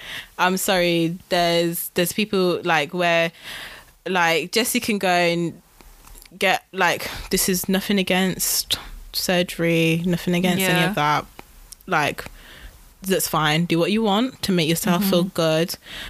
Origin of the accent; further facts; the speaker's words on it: United Kingdom; I am British, guys.